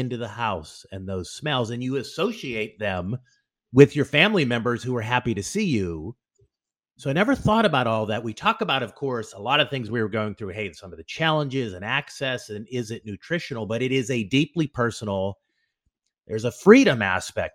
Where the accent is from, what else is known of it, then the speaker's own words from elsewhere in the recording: United States; as an American